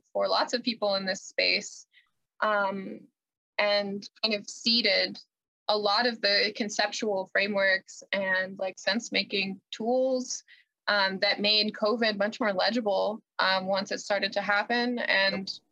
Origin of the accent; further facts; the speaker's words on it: Olympia, Washington, United States; I grew up in Olympia